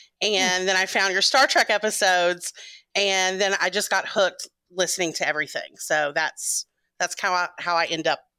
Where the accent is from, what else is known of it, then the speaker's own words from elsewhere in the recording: Memphis, Tennessee, United States; now in Atlanta, United States; So I am from Atlanta, Georgia. Well, I've been here 20 years, so I say I'm from Atlanta. I'm originally from Memphis, Tennessee, but moved around a lot.